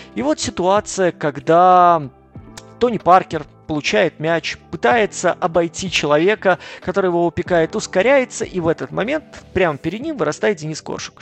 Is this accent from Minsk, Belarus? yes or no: yes; Minsk, Belarus; я родом сам из Беларуси, из Минска